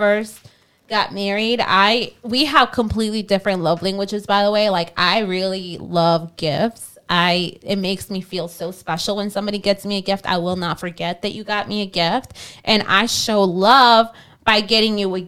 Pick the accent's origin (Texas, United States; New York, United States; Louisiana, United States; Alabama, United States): Louisiana, United States; Kenner; also born or lived in Mexico; we literally lived on the same street